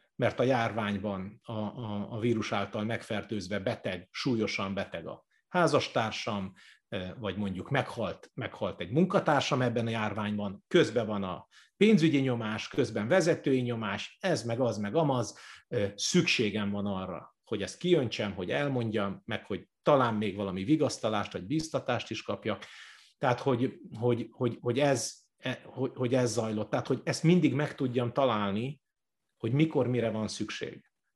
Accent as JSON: {"language": "Hungarian", "town": "Budakalász", "region": "Pest", "country": "Hungary", "tie": "born or raised there", "said": "Budakalásson volt nekem az első gyülekezet plántálásom, a szülővárosomban, ahol fel is nőttünk."}